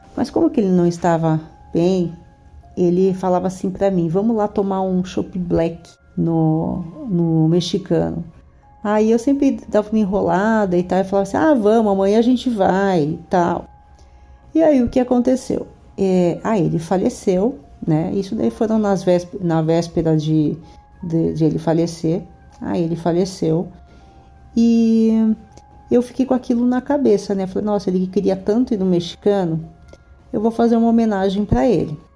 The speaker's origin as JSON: {"language": "Portuguese", "region": "São Paulo", "country": "Brazil", "moved": "yes", "lives_now": "Rio de Janeiro, Brazil", "said": "eu moro no Rio de Janeiro, mas sou paulista."}